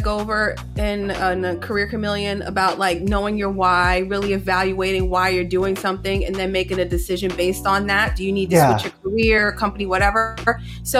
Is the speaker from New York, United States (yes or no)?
yes; New York City, New York, United States; also born or lived in Queens / Manhattan; I was born in Queens, raised in the Bronx, went to school in Manhattan.